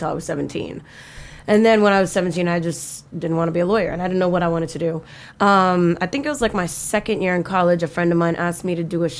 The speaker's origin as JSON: {"language": "English", "town": "Miami", "region": "Florida", "country": "United States", "said": "I'm from Miami"}